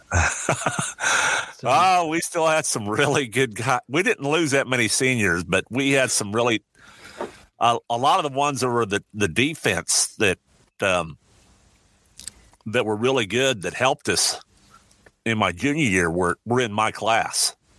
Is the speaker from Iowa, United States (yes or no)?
yes; Iowa, United States; also born or lived in Omaha, Nebraska; I was born, uh, grew up on a farm in Iowa. I was born in Omaha, Nebraska in 1957